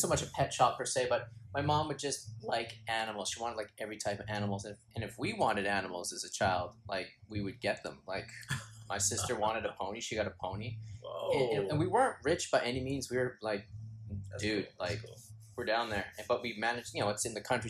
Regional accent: Clinton, British Columbia, Canada; moved away as an adult; also born or lived in Vancouver; now in Japan; I spent the majority of my childhood in a small town called Clinton

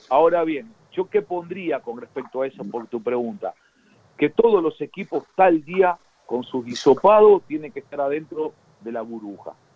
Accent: Corral de Bustos, Córdoba, Argentina; moved away; a mi pueblo, yo soy de Corral de Bustos

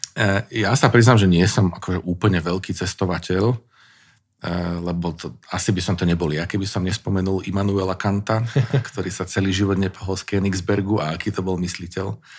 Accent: Záhorie, Slovakia; ja som mal možnosť vyrastať na záhorí uprostred takého borovicového lesa

